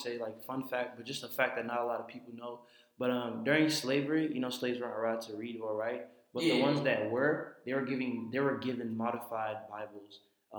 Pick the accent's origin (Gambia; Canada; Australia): Gambia; now in United States; I had the luxury of growing up in Gambia, West Africa